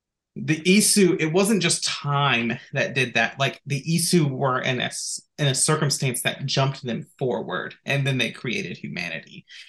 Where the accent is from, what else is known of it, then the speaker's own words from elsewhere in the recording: United States; So we as Americans growing up